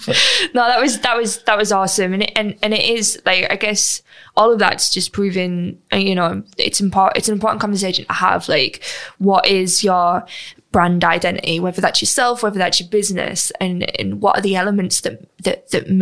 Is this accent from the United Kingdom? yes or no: yes; United Kingdom; We're British.